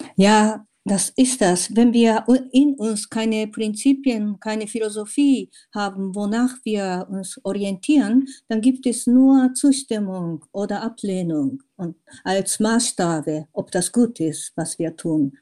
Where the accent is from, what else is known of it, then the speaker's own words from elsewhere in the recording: Japan; German is a second language; moved away as an adult; also born or lived in Tokyo; now in Germany; Meine erste Erfahrung als Kind in Japan und meine erste in Deutschland, als ich als 22-Jährige nach Deutschland kam.